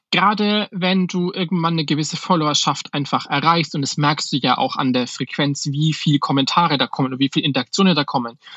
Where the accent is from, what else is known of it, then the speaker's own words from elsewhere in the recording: Schweinfurt, Bavaria, Germany; weil ich komme aus Schweinfurt, das ist halt jetzt eine Kleinstadt mit, weiß ich gar nicht, wie viele Einwohner, 50, 60.000 Einwohner.